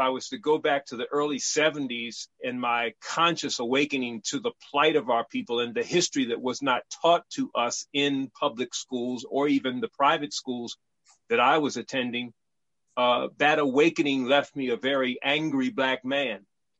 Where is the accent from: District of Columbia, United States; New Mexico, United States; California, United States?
District of Columbia, United States; Washington; moved away as an adult; now in Dimona, Israel; I was born and raised in Washington. Is that someone, was that Washington, D.C. falling? I was born in Washington, D.C.